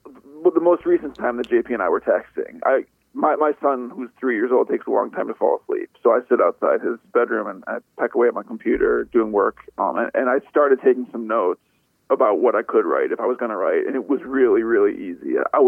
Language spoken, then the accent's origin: English; Buffalo, New York, United States; now in Washington, D.C., United States; I grew up in Buffalo around the same time that so many of my friends were growing up here.